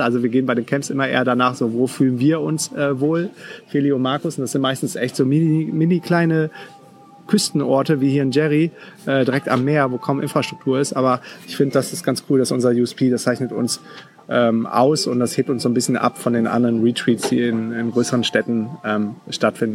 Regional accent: Düsseldorf, North Rhine-Westphalia, Germany; also born or lived in Münster; bin dann wieder zurück nach Düsseldorf. Bin äh, quasi in meine Heimat gegangen

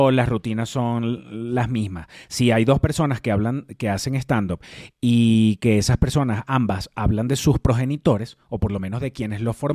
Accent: Venezuela; Sobre todo si somos venezolanos.

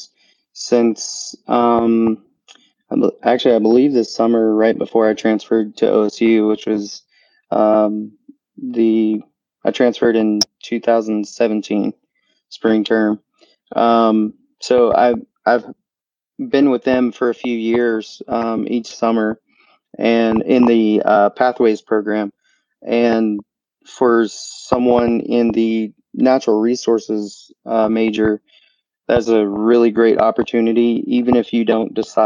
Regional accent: North Carolina, United States; now in Oregon, United States; I'm originally from North Carolina. I've been all over the place.

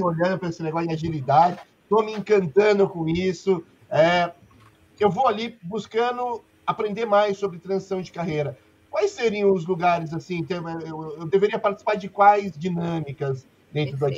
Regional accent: Brazil; Eu sou brasileiro

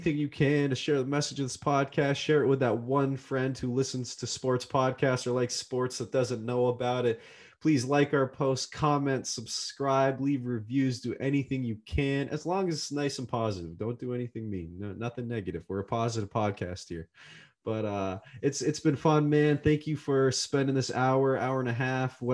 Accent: Massachusetts, United States; we're both from Massachusetts. We're Eastern time zone

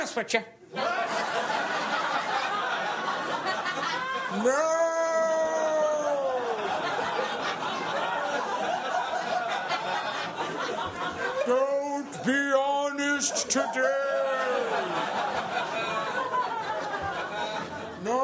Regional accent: United States; from America

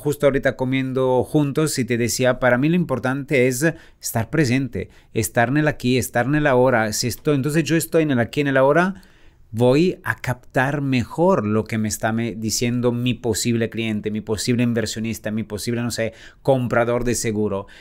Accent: Italy; moved away as an adult; also born or lived in Cannes, France; now in Mexico; salí de Italia

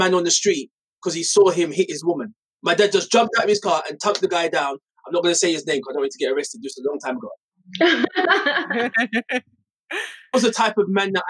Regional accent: London, United Kingdom; I was brought up in Hackney

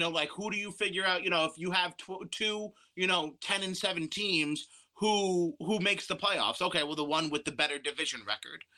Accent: New York, United States; my life as a New Yorker

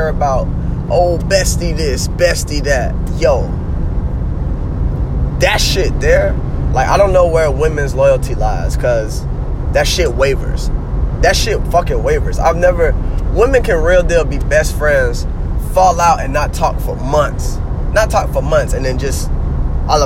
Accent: Jacksonville, Florida, United States; my people are originally from New York, but I was born and raised in Duval County

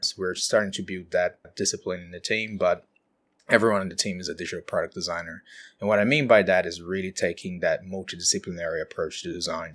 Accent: countryside of São Paulo, Brazil; moved away as an adult; now in Auckland, New Zealand; I'm from Brazil, so we're the, the city on the countryside of São Paulo

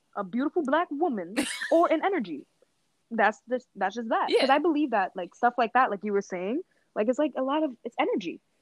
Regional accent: New York, United States; as a New Yorker

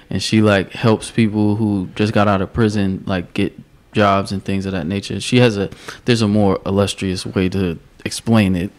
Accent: Newark, New Jersey, United States; I'm from Newark.

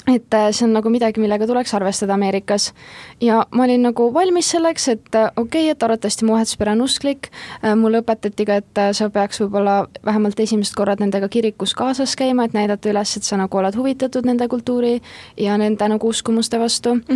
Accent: Estonia; ma olen Eestist

